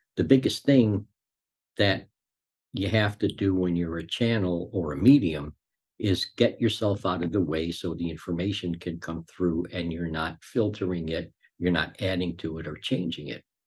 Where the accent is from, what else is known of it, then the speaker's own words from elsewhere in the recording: Chicago, Illinois, United States; also born or lived in Cicero, Illinois; I grew up in Chicago. I had a normal childhood